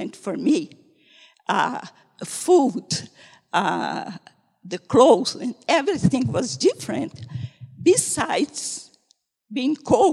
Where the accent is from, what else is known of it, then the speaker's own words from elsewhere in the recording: North Brazil, Brazil; moved away as an adult; I come from North Brazil, 3,000 kilometers away from him